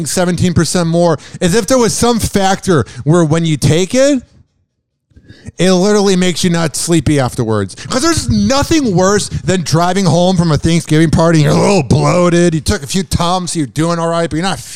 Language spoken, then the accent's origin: English; Chicago, Illinois, United States; I'm from Chicago